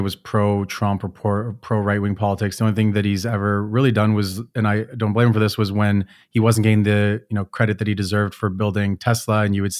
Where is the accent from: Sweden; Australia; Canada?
Canada; I came from Canada, which is typically like that.